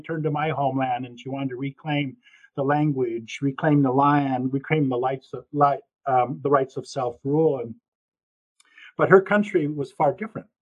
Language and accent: English; Washington, United States; moved away as an adult; also born or lived in Nez Perce country, Idaho / Oregon; I was born on in Nez Perce country in the state of Idaho, but actually grew up on an Indian reservation in central Washington